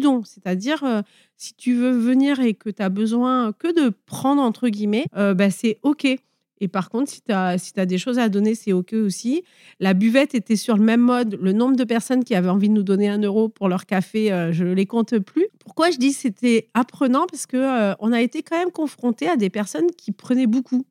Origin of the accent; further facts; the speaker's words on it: Nice, Provence-Alpes-Côte d'Azur, France; also born or lived in near Grasse; je viens des Alpes-Maritimes. Au départ, j'étais euh, plutôt niçoise et maintenant, je suis plutôt euh, près de Grasse.